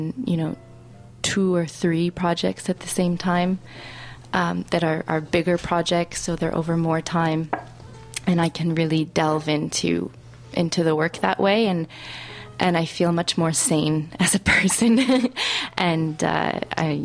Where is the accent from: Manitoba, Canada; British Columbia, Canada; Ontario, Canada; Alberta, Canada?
Alberta, Canada; I'm actually originally from Alberta